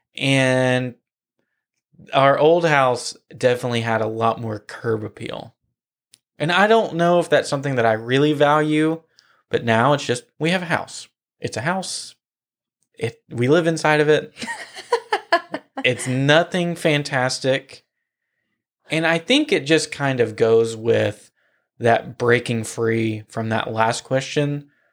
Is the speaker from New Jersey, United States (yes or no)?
no; Nashville, Tennessee, United States; moved away as an adult; now in Florida, United States; I grew up in Nashville. I was born in Nashville